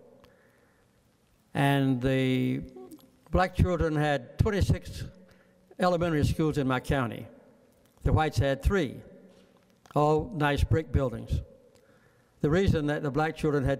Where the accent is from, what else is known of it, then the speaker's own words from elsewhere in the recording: Archery, Georgia, United States; I grew up in Archery, Georgia, which is about 2.5 miles west of Plains, Georgia.